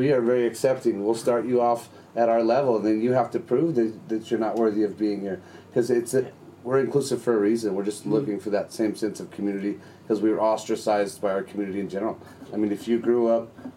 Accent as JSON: {"language": "English", "region": "Colorado", "country": "United States", "tie": "born or raised there", "said": "I was born in a mountain town at 8,000 feet"}